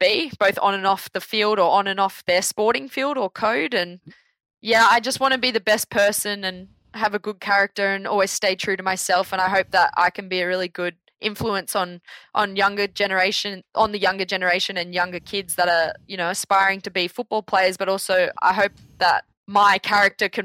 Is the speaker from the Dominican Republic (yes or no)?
no; Sydney, New South Wales, Australia; I'm from Belrose